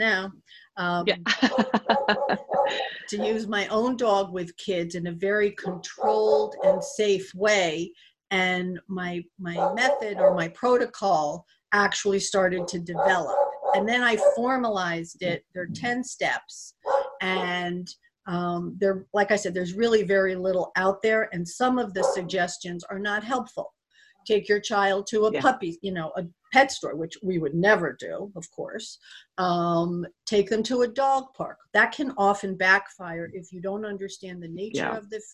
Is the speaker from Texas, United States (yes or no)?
no; Connecticut, United States; I grew up in Connecticut